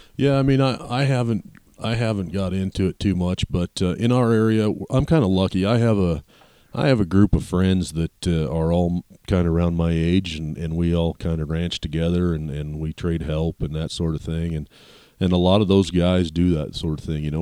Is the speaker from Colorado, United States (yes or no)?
yes; Walden, Colorado, United States; I grew up, uh, in some small towns here in Colorado